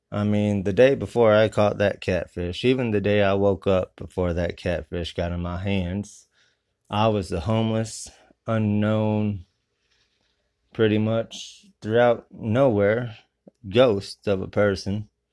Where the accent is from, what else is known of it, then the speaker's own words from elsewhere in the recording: Grand Mound, Iowa, United States; My hometown is Grand Mound, Iowa